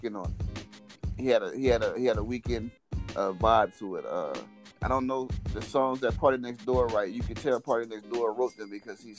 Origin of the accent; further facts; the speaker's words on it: Virginia, United States; now in Texas, United States; I'm from Virginia.